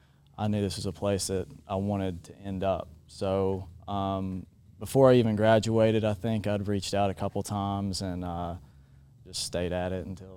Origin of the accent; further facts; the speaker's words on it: Waynesville, Kentucky, United States; Waynesville, Kentucky.